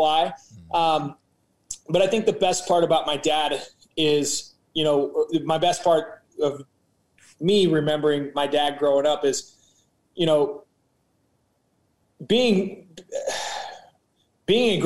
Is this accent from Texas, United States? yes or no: no; Missouri, United States; we're from Missouri, right? So we're kind of that blue collar Midwest root feel.